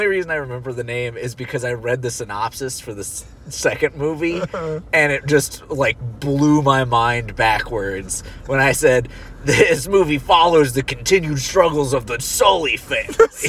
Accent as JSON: {"language": "English", "country": "Australia", "said": "We're Australian."}